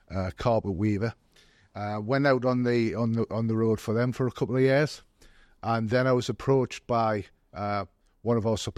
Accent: Gateshead, North East England, United Kingdom; now in Durham, United Kingdom; I come from Gated originally. Literally half a mile from where the branch is. I've since moved to Durham because my wife was a Durham girl.

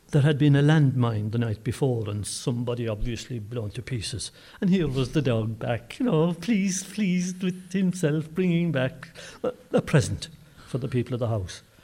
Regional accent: Brosna, Munster, Ireland; I come from Brosna

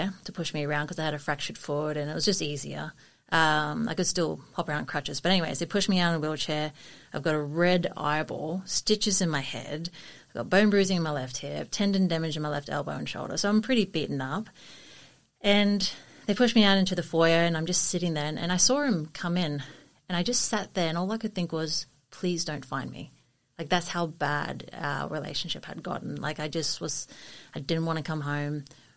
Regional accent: Sunshine Coast, Queensland, Australia; I grew up here on the Sunshine Coast and grew up in Yidlo

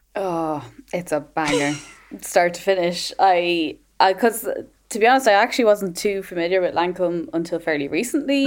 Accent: Ireland; moved away; as an Irish person abroad

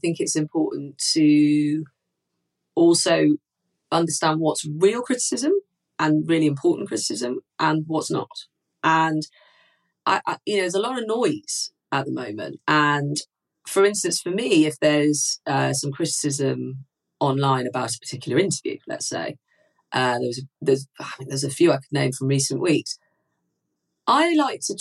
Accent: Manchester, North West England, United Kingdom; as a Mancunian

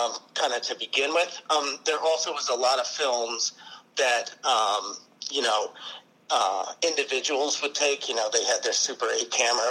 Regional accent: Seattle, Washington, United States; I am from Seattle

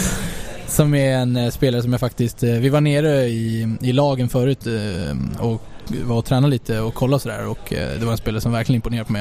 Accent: Sweden; moved away; som svensk

